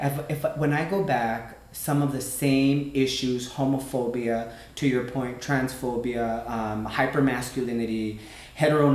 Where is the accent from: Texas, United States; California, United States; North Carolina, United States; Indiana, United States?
Texas, United States; El Paso; moved away as an adult; I grew up in El Paso and having to navigate Mexican and also American expectations